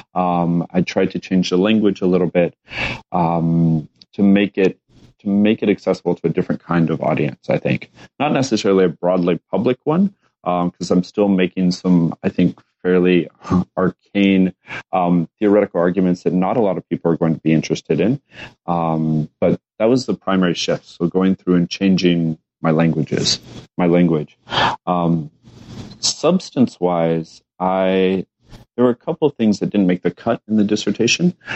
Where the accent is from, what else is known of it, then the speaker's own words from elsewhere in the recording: Lubbock, Texas, United States; moved away as an adult; also born or lived in Japan / Chicago; I was also from Lubbock, Texas